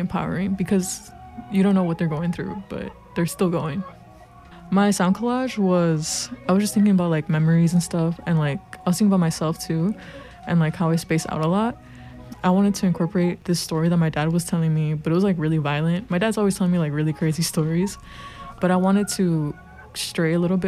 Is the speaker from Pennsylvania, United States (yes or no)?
no; Chicago, Illinois, United States; I'm 21. I go by she, her, and I'm from Pilsen, but I live in Brighton Park now.